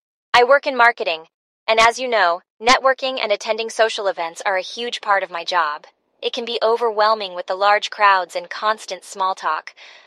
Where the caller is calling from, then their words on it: Seattle, Washington, United States; Hey BrainWaves … from Seattle.